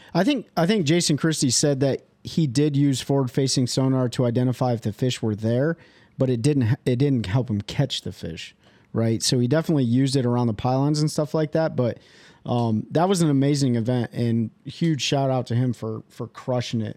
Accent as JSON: {"language": "English", "town": "Kalamazoo", "region": "Michigan", "country": "United States", "moved": "yes", "said": "I am from Kalamazoo, Michigan originally"}